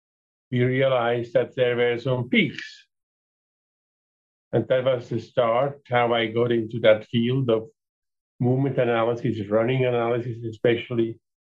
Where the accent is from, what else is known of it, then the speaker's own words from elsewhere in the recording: Switzerland; moved away as an adult; now in Calgary, Canada; I am originally from Switzerland